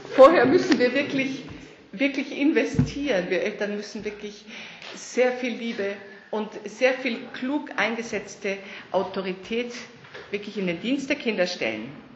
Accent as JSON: {"language": "German", "country": "Germany", "tie": "born or raised there", "said": "Also ich bin in Deutschland aufgewachsen"}